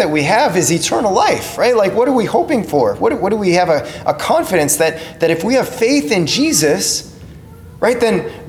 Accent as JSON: {"language": "English", "town": "Crookston", "region": "Minnesota", "country": "United States", "tie": "born or raised there", "said": "growing up in Crookston"}